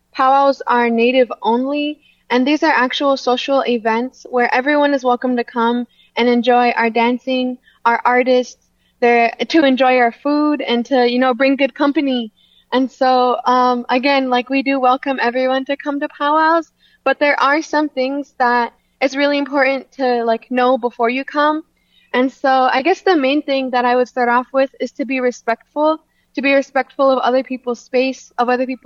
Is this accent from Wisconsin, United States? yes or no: yes; Lac du Flambeau, Wisconsin, United States; also born or lived in Sisseton, South Dakota; I'm Bear Clan from Lac de Flambeau, Wisconsin.